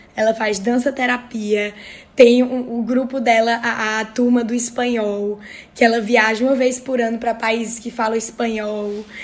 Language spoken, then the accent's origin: Portuguese; Northeast Region, Brazil